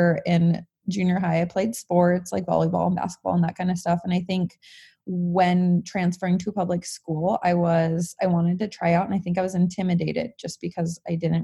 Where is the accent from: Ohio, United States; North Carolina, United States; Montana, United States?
Montana, United States; I was born here, born and raised in Montana